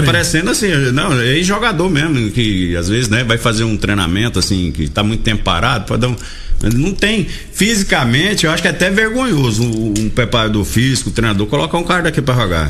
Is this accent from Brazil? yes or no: yes; Santa Helena, Brazil; Eu também sou de Santa Helena